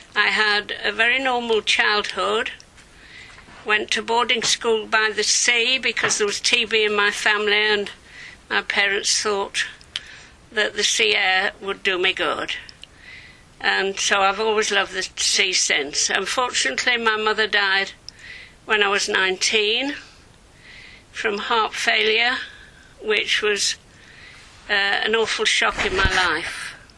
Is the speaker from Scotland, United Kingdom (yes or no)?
no; Leeds, Yorkshire and the Humber, United Kingdom; moved away as an adult; also born or lived in Brussels; now in Datchet, United Kingdom; I'm a Yorkshire girl. I grew up in Leeds, and apart from being at boarding school I spent all my time there.